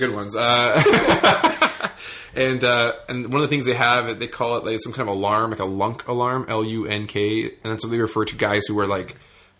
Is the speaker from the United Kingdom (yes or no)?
no; Canada; being Canadian is the best.